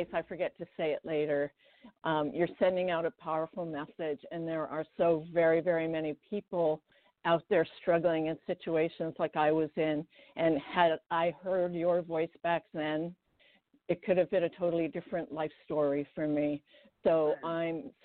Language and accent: English; Victoria, British Columbia, Canada; first language Estonian; English is a second language; moved away as an adult; also born or lived in Washington, United States; now in United States; when I was 4 years old, we had already moved to the west coast of Canada. I grew up in Victoria